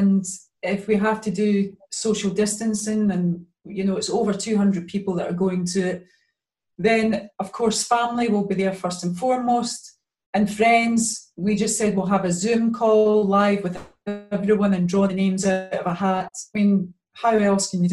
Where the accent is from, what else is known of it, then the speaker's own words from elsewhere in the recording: Glasgow, Scotland, United Kingdom; I was many years growing up in the East End of Glasgow.